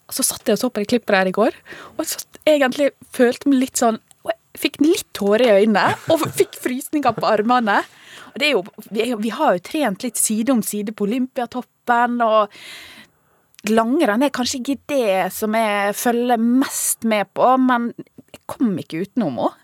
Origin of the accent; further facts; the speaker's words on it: Ålesund, Møre og Romsdal, Norway; jeg er fra Ålesund